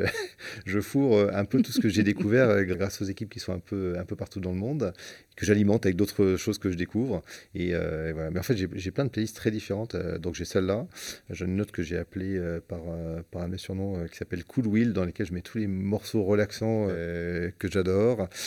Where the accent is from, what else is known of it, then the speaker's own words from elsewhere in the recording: Marseille, Provence-Alpes-Côte d'Azur, France; je suis Marseillais. Euh, à Marseille, on parle beaucoup